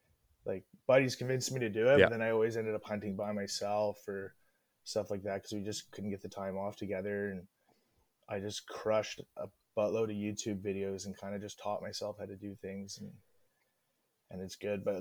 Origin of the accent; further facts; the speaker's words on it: British Columbia, Canada; I'm from Northwest BC.